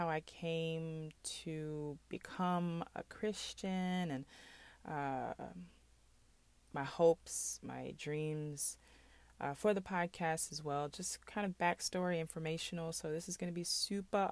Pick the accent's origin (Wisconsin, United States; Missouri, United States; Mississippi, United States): Mississippi, United States; also born or lived in Bolingbrook, Illinois; I am from Bolingbrook, Illinois, originally. I was born there. I moved to Mississippi around age 4